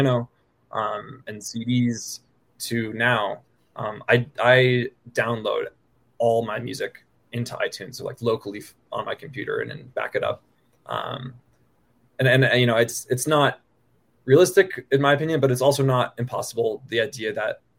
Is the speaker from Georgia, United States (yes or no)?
no; the Bay Area, California, United States; moved away as an adult; also born or lived in Boston; now in Denver, United States; I grew up in the Bay Area and then went to college in Boston and currently based in Denver